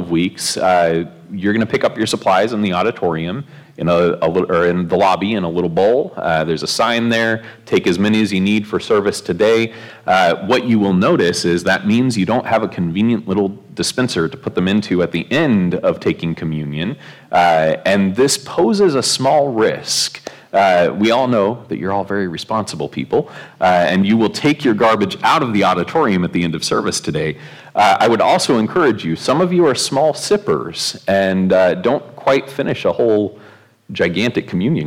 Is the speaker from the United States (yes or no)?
yes; Oregon, United States; growing up in Oregon